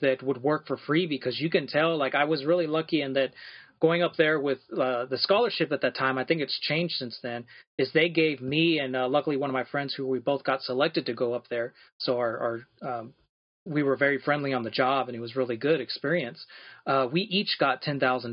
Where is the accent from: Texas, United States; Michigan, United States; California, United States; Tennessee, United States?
Texas, United States; Amarillo; I'm born and raised in Amarillo, so I went to all public schools here